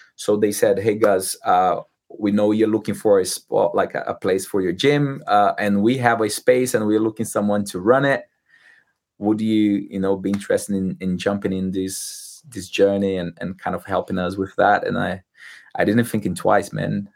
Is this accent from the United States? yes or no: no; Brazil; English is a second language; moved away as an adult; now in London, United Kingdom; I'm not from Rio de Janeiro. I'm from like very like countryside in Brazil, like center of Brazil